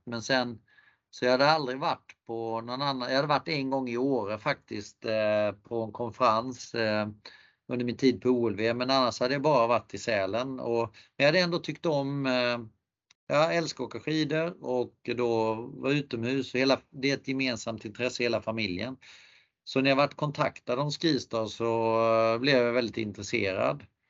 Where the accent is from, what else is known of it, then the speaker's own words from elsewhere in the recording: Sweden; moved away as an adult; also born or lived in Canada / France; komma till Kanada som svensk